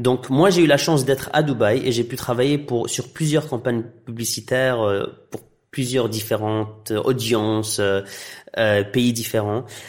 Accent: Tunisia; first language Arabic; French is a second language; moved away; also born or lived in Iraq / Belgium; je suis d'origine euh, irakienne. J'ai grandi en Tunisie, donc mon enfance était était en arabe. Puis j'ai transitionné en Belgique pendant 12 ans, donc français.

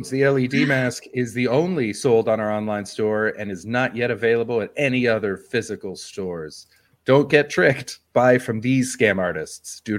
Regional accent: Vancouver, British Columbia, Canada; Um, it's the Vancouver Royals. Okay. It's a soccer team from my hometown.

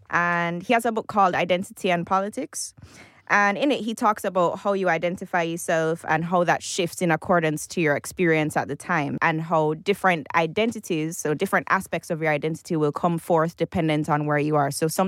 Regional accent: Jamaica; I'm from Jamaica. I was born and raised there.

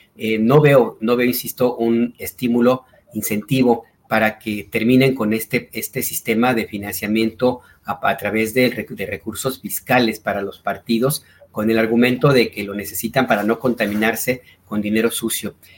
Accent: Guadalajara, Jalisco, Mexico; moved away

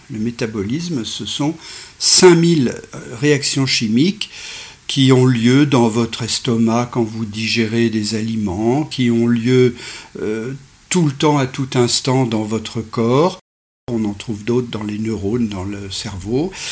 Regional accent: Bourg-Saint-Maurice, Auvergne-Rhône-Alpes, France; je suis né à Bourg-Saint-Maurice

